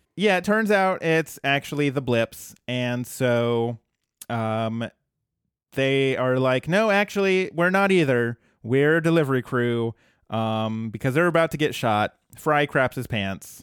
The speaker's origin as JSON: {"language": "English", "region": "Colorado", "country": "United States", "tie": "born or raised there", "said": "my home state is famous for weed"}